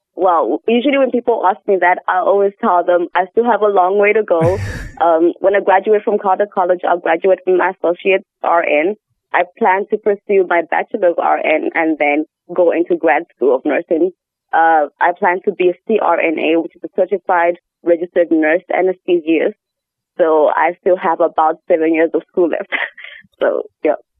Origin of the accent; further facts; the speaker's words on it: Zambia; moved away as an adult; now in Neosho, United States; I'm from Zambia, which is in Southern Africa